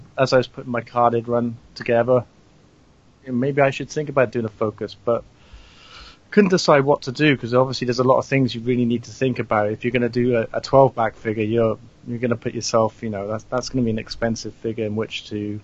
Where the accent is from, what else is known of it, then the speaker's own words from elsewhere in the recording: Wales, United Kingdom; I'm not from England, I'm from Wales.